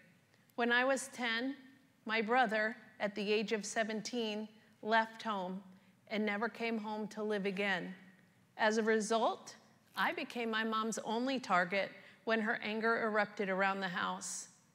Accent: New York, United States; I was born and raised in New York with both parents, two older brothers, and one younger sister.

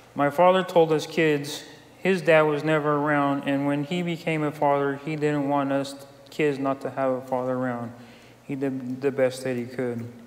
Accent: Santa Clara, California, United States; I was born in Santa Clara, California in 1965

